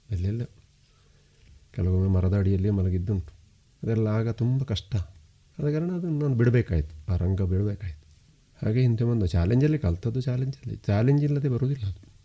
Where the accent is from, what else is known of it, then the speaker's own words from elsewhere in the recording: Kannadiga, Karnataka, India; ನಾವು ಕನ್ನಡಿಗರು